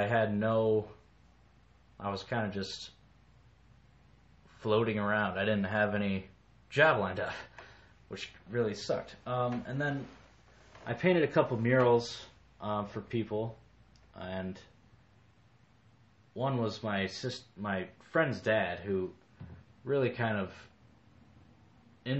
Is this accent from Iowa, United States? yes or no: yes; Davenport, Iowa, United States; moved away as an adult; also born or lived in Colorado; I was born in 1988 in Davenport, Iowa. I grew up loving the outdoors